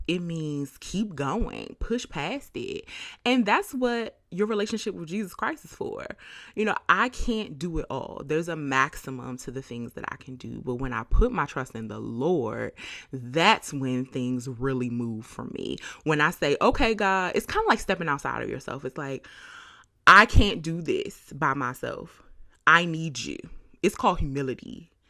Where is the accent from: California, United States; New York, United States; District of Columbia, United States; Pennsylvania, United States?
District of Columbia, United States; Washington; now in Bay Area, United States; I moved to the Bay Area from Washington, D.C.